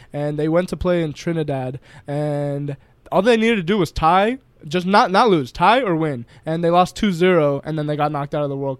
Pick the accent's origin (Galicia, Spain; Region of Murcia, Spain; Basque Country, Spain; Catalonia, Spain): Catalonia, Spain; Barcelona; English is a second language; I saw the Liverpool fans arriving to Barcelona, and they're in the streets yelling, getting drunk.